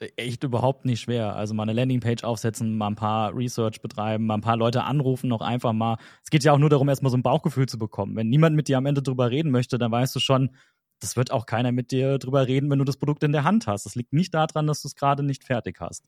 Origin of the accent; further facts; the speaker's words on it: Germany; wir Deutschen